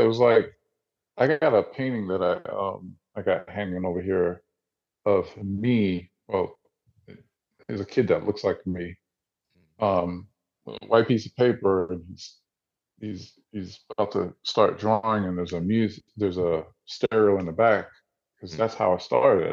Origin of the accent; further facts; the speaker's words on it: New Jersey, United States; now in Atlanta, United States; I grew up in Jersey, I'm originally from Jersey. I live in Atlanta